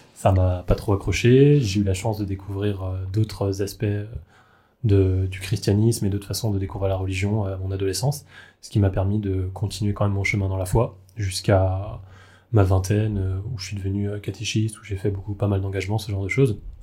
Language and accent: French; Alsace, Grand Est, France; je viens, comme toi, d'Alsace, d'une famille très catholique